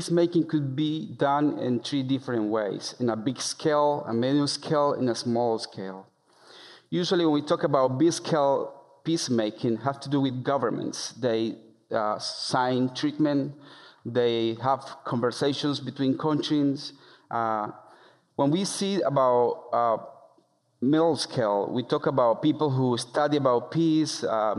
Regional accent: El Bagre, Antioquia, Colombia; moved away as an adult; my hometown

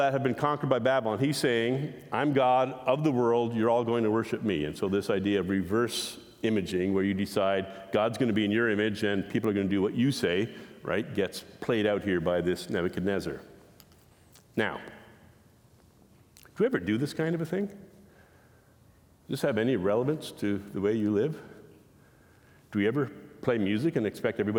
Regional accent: Canada; we're Canadian

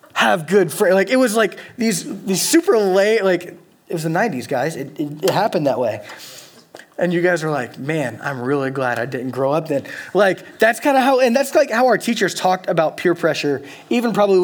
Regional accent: Louisiana, United States; moved away as an adult; now in Eugene, United States; I'm from Louisiana

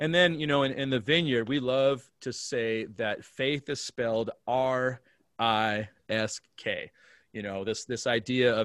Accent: Alaska, United States; I was born and raised in Alaska.

